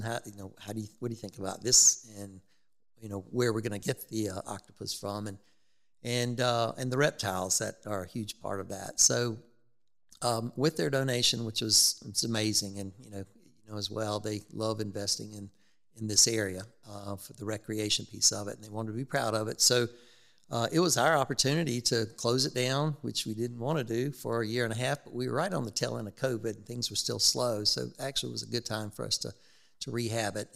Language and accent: English; Rock Hill, South Carolina, United States; I grew up in Rock Hill